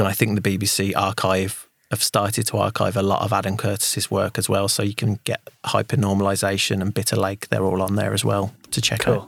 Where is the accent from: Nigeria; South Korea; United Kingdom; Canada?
United Kingdom; as a Brit